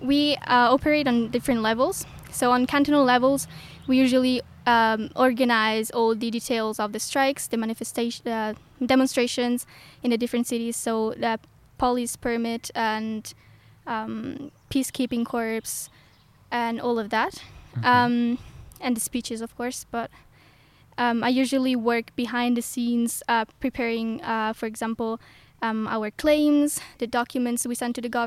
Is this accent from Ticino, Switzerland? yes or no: yes; Ticino, Switzerland; moved away as an adult; now in St. Gallen, Switzerland; Um, I'm 19 and I come from Ticino, so mm -hmm. the mm-hmm. Italian speaking part of Switzerland.